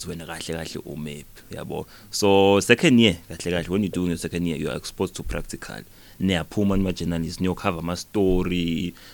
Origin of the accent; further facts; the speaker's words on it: Nhlazatshe, Mpumalanga, South Africa; it's a simple guy it's a normal guy eh, lokhulele endzaweni yasenhlazatshe khona la sifundeni sami sempumalanga had a normal childhood